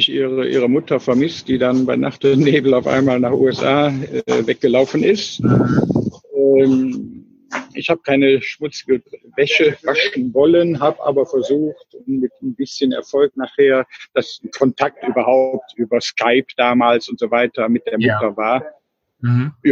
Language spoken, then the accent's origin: German; Cologne, North Rhine-Westphalia, Germany; also born or lived in India / Israel; Ich komme aus Köln, bin eigentlich ein geborener Kölscher Jung